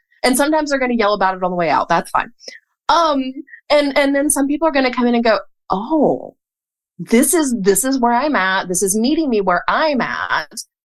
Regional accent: Hickory, North Carolina, United States; Hickory, North Carolina.

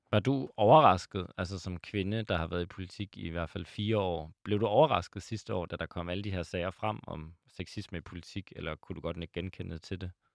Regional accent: Aalborg, North Denmark Region, Denmark; jeg er selv fra Aalborg

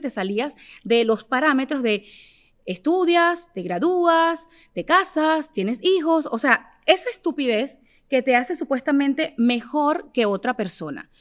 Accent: Venezuela; yo soy de Venezuela

